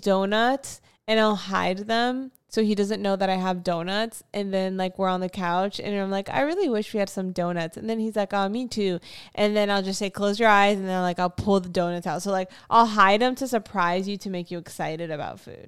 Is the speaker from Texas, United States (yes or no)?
no; Florida, United States; I'm from Florida